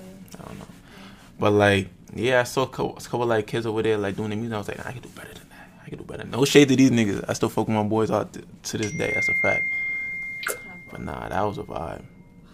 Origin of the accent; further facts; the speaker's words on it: North Providence, Rhode Island, United States; also born or lived in Providence, Rhode Island; I moved around a lot. So, like, we moved around, like, 6-7 times growing up. So, like, I was born in North Prov, stayed there for like until I was like 5-6. Then I moved to South Prov